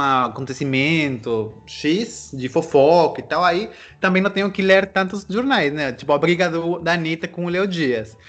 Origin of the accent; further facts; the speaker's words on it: Peru; moved away; also born or lived in Brazil / United States; eu sou peruano que já morou no Brasil e morou nos Estados Unidos